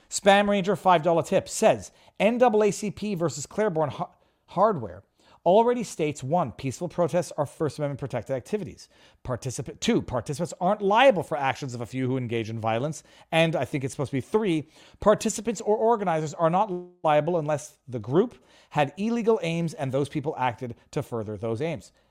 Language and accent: English; Canada; I'm a Canadian